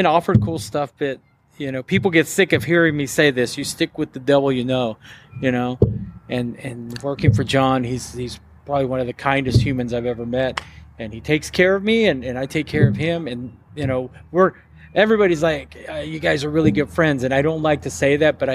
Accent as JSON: {"language": "English", "town": "Denton", "region": "Texas", "country": "United States", "tie": "born or raised there", "also_born_or_lived": "Corsicana, Texas", "said": "Denton is really my hometown. Mm-hmm. I grew up in Corsicana, but I moved here very early."}